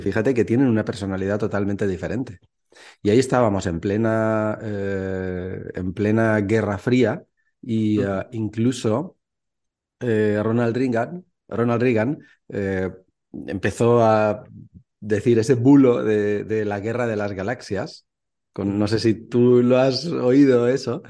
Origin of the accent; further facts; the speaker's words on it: Valencia, Valencian Community, Spain; moved away as an adult; also born or lived in Mallorca / Barcelona; now in Czech Republic; soy de Valencia, vivo en la República Checa porque mi mujer es checa.